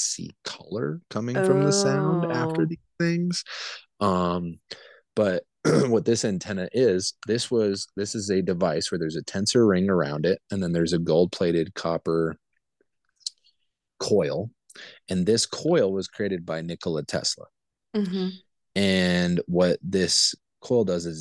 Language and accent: English; Montana, United States; also born or lived in Albuquerque, New Mexico; now in Denver, United States; I was born in Montana